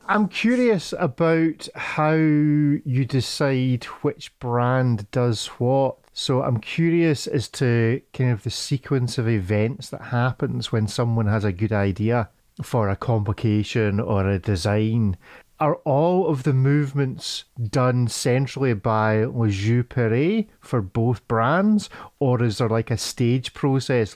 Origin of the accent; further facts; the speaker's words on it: Scotland, United Kingdom; as a Scotsman that works on a farm